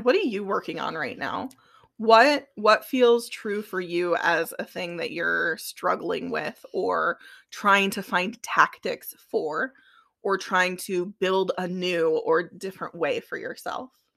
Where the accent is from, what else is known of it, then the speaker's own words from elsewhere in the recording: Midwest, United States; we're from the Midwest